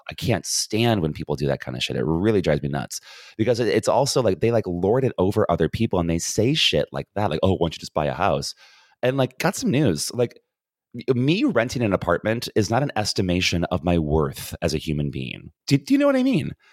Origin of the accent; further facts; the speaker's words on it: United States; being an American